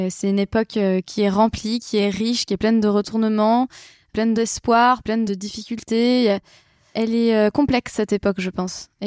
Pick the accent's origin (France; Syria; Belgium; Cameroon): France; Je suis bretonne